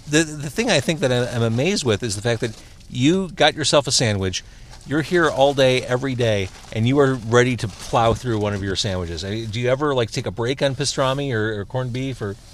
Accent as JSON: {"language": "English", "town": "Skokie", "region": "Illinois", "country": "United States", "tie": "born or raised there", "said": "as a kid growing up in Skokie"}